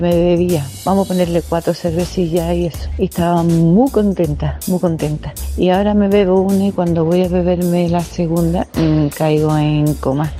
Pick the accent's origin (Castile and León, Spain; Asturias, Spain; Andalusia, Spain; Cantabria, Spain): Cantabria, Spain; Yo soy de Cantabria